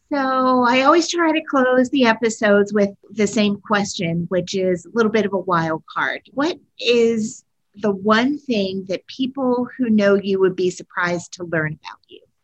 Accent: Pennsylvania, United States; I grew up in Pennsylvania

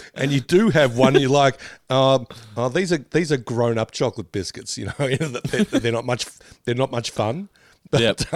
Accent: Australia; we grew up with Smarties in, uh, in Australia

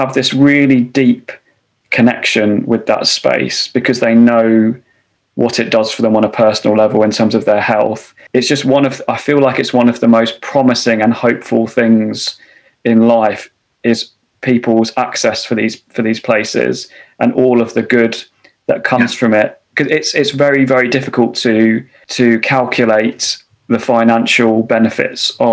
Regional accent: London, United Kingdom; I grew up in London

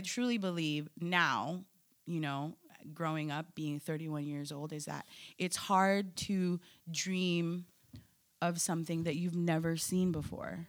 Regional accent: Philippines; now in United States; I'm Filipino, I'm an immigrant, I'm American

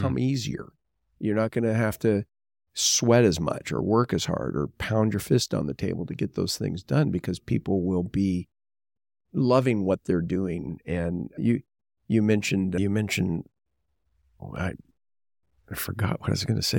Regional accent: Southern California, United States; I was born and raised in Southern California

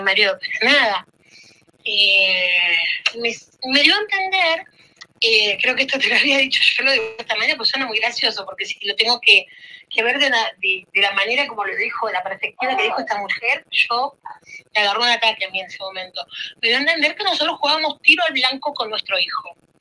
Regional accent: Argentina; now in Italy; yo nací en Argentina. Y después de muchísimos años mi papá quiso volver acá a Italia, vendimos todo en Argentina y nos mudamos hace 17 años acá

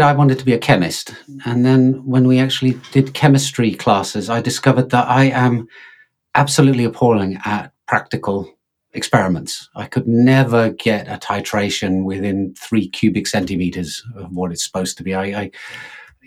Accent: England, United Kingdom; now in Finland; live in Finland, but I'm English, as you can probably tell from my accent

